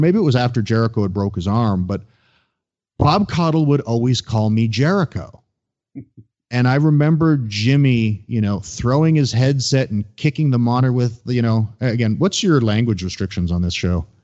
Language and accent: English; Ontario, Canada; I grew up in Ontario